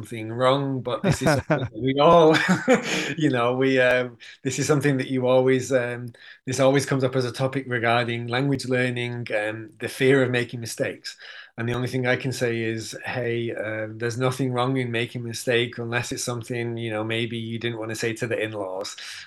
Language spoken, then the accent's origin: English; Manchester, North West England, United Kingdom; I'm from Manchester